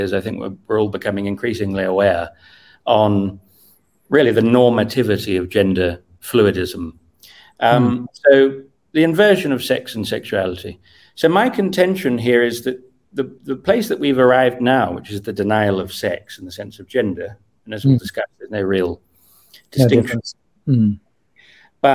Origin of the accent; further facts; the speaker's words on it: Cambridge, East of England, United Kingdom; When I was 14 in year 8 in a very normal school in Cambridge